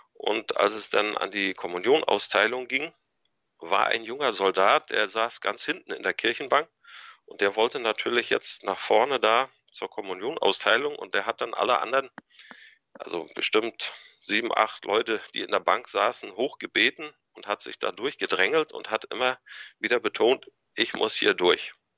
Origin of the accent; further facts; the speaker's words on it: Anklam, Mecklenburg-Vorpommern, Germany; also born or lived in Kiel; ich bin 1976 hier in Anklam geboren und aufgewachsen